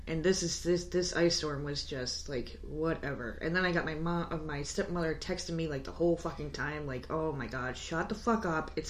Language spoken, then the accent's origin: English; New York, United States; now in South Carolina, United States; We're from New York.